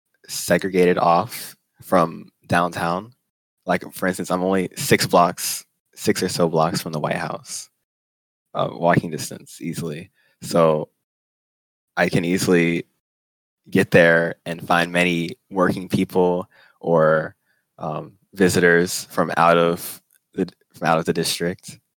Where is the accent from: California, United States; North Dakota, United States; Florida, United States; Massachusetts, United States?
Florida, United States; Tampa; moved away as an adult; now in Washington, D.C., United States; I'm from Tampa, Florida.